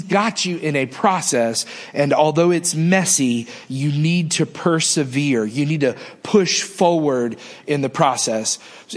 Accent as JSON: {"language": "English", "region": "Northeast", "country": "United States", "tie": "born or raised there", "moved": "yes", "lives_now": "Mississippi, United States", "said": "I can remember growing up in the Northeast"}